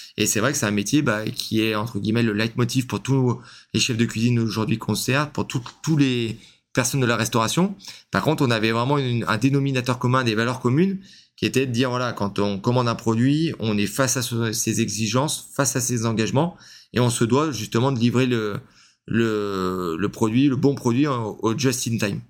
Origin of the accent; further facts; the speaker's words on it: Lyon, Auvergne-Rhône-Alpes, France; now in Cavaillon, France; je suis lyonnais à la base